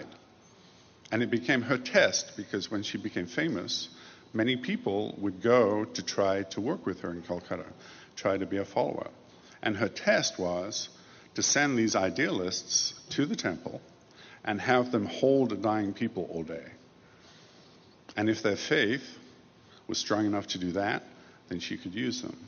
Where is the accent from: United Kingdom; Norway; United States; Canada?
United Kingdom; England; Although I grew up in England, I didn't go to church